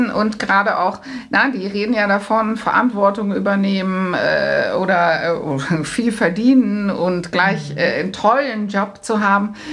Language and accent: German; Netherlands; Was noch fehlt, ist vielleicht, ähm, ich bin Holländerin